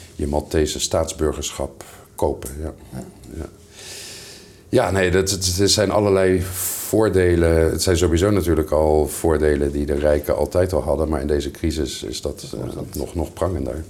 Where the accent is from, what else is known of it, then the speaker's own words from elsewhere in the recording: Netherlands; moved away; mijn vaderland in, in Nederland